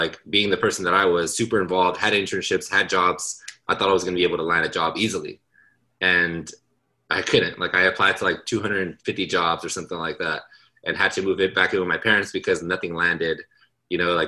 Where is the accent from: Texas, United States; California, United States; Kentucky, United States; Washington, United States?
California, United States; Los Angeles; I am born and raised in Los Angeles and all throughout Southern California